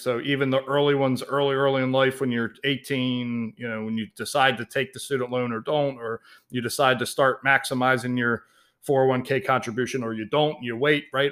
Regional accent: Baltimore, Maryland, United States; I was raised in Baltimore, Maryland.

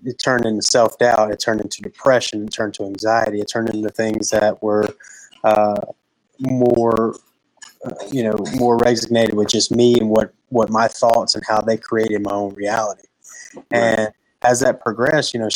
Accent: Pinetops, North Carolina, United States; am from Pine Tops, North Carolina, a little two-stoplight town in the middle of nowhere. So I grew up in a little small rural town

